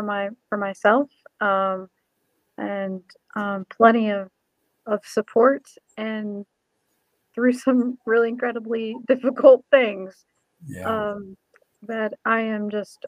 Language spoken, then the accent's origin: English; Indiana, United States; I grew up in Indiana